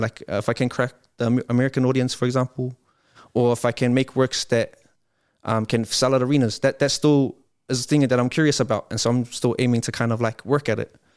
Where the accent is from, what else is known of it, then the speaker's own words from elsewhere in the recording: Wiri, Auckland, New Zealand; I come from Waimondi